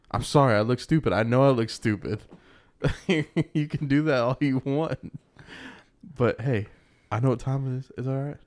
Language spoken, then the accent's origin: English; United States; As an American